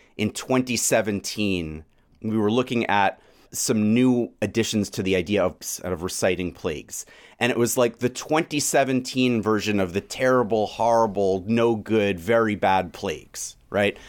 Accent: New York City, New York, United States; moved away as an adult; now in Boston, United States; I still feel like I'm in exile from New York City.

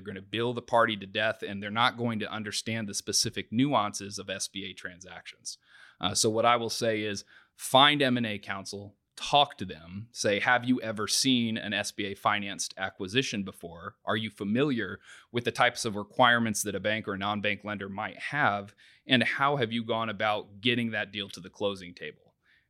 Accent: New Castle, Indiana, United States; I grew up in Newcastle, Indiana, ended up going to Purdue

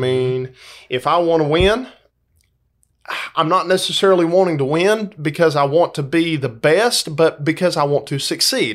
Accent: Dalton, Georgia, United States; now in Valdosta, United States; I grew up in Dalton, Georgia.

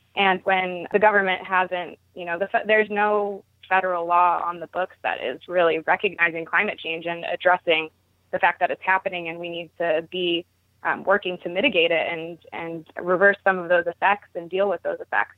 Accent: Baltimore, Maryland, United States; I started out going to my first farmer's market growing up in Baltimore

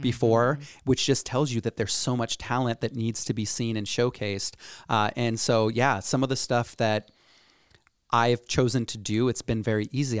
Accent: Cedar Rapids, Iowa, United States; born and raised in Cedar Rapids, Iowa.

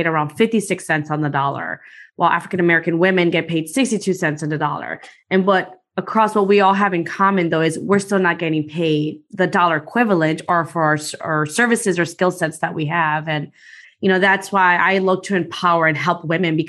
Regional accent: Guatemala; now in Chicago, United States; I'm from Guatemala. So I was born there and then I came to the US and been living in Chicago now for close to 30 years or so

